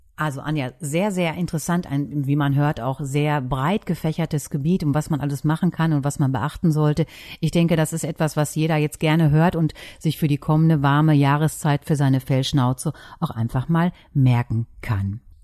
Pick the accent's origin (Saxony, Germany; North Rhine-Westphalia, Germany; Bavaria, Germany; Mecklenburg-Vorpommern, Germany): North Rhine-Westphalia, Germany; East Westphalia-Lippe; bei uns in Ostwestfalen-Lippe